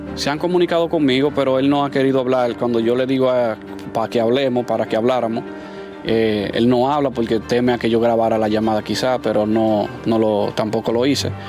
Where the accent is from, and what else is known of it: Dominican Republic